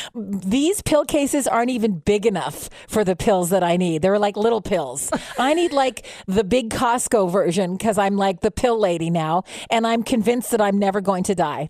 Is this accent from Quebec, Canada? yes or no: yes; Montreal, Quebec, Canada; now in Ottawa, Canada; I'm from Montreal. I'm a former Montreal Canadiens fan. I moved to Ottawa